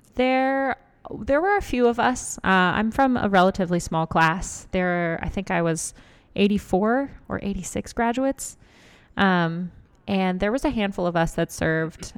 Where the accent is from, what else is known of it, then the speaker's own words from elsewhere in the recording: Lawrence, Kansas, United States; I'm from Lawrence, Kansas.